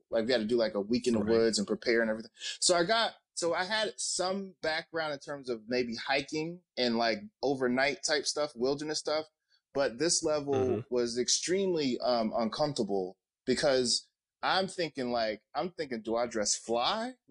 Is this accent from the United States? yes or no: yes; North New Jersey, United States; I'm from North New Jersey.